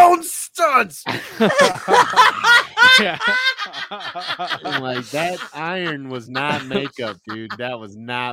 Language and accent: English; Champaign, Illinois, United States; I record out of Champaign, Illinois